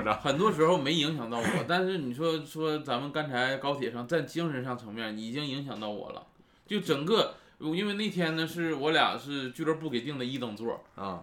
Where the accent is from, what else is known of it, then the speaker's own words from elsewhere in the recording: Northeast China, China; moved away; 我家也是东北的